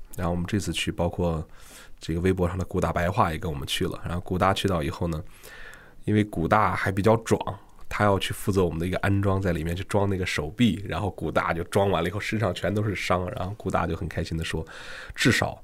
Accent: China; 我们中国人

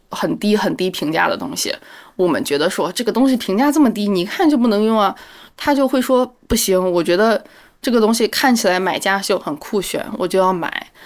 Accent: Hebei, China; now in Beijing, China; 我来自河北，现在在北京的一家新加坡公司做市场工作

